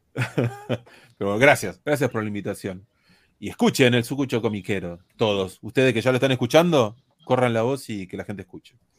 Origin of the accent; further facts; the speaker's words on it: Argentina; somos nosotros argentinos